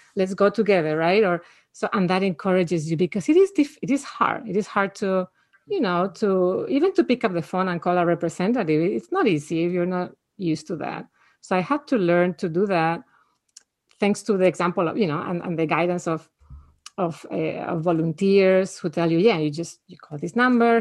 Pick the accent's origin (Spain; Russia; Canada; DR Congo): Spain; now in United States; I grew up in Spain where people just don't have guns.